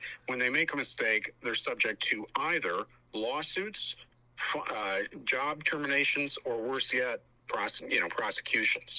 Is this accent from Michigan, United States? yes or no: yes; Detroit, Michigan, United States; my hometown of Detroit